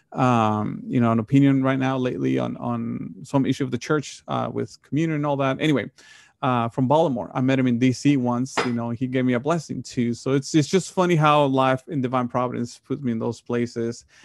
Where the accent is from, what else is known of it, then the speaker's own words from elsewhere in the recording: Monterrey, Nuevo León, Mexico; moved away; the parish that, that I grew up in, Monterey, Mexico